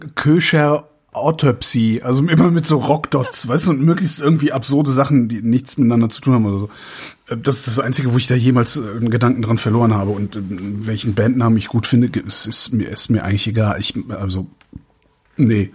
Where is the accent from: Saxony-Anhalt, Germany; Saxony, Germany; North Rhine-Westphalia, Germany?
North Rhine-Westphalia, Germany; Cologne; now in Berlin, Germany; auch in Köln würde ich auch, würde ich es auch gut aushalten können, ähm, weil es halt auch meine Heimatstadt ist